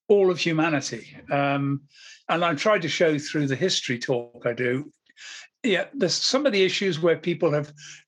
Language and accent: English; Wiltshire, South West England, United Kingdom; also born or lived in Somerset; we moved to from Somerset to Wiltshire